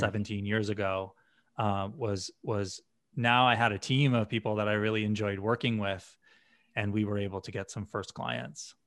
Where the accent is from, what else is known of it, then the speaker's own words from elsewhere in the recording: Western Massachusetts, United States; I grew up in a small town in Western Massachusetts